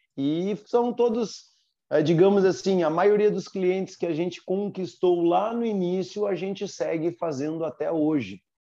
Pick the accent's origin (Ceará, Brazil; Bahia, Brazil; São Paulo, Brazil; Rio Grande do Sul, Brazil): Rio Grande do Sul, Brazil; Porto Alegre; nasci em Porto Alegre, na metrópole, na cidade. Fui criado, eh, digamos, jogando bolita no carpete bem esse o termo, fui criado dentro de cidade